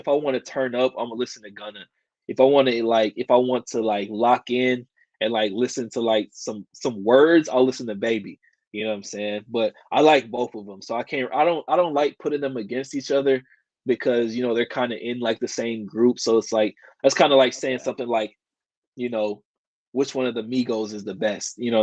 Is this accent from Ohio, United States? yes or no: no; Kansas City, Missouri, United States; I'm from Kansas City